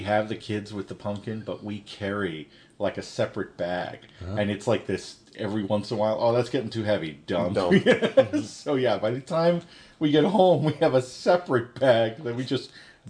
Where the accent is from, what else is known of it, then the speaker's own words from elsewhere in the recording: New York City, New York, United States; moved away; I was a Staten Island kid